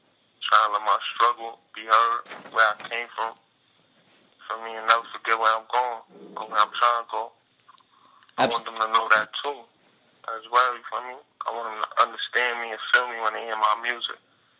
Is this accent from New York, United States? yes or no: yes; Brooklyn, New York, United States; I'm from Brooklyn, you feel me?